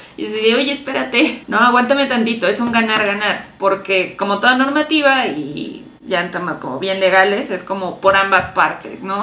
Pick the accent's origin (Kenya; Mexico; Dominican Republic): Mexico; como mexicanos